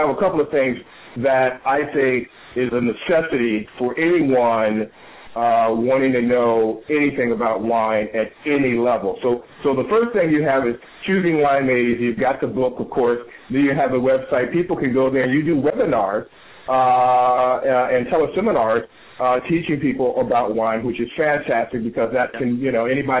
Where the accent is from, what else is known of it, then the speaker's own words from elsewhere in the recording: Chicago, Illinois, United States; now in California, United States; I'm originally from Chicago, and I moved to California